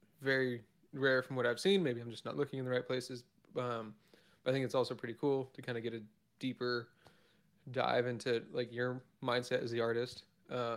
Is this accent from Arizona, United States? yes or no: yes; Arizona, United States; also born or lived in Vancouver, Washington; now in Oregon, United States; I'm originally from Arizona